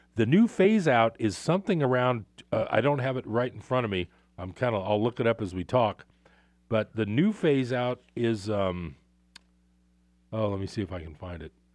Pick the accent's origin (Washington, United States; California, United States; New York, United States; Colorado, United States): California, United States; Bay Area; moved away as an adult; now in Northern California, United States; I grew up in the Bay Area